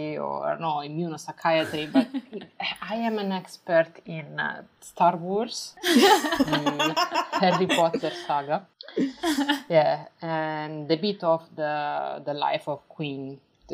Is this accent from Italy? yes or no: yes; Apulia, Italy; moved away; I am from Puglia, this part of Italy that is the heel of the boot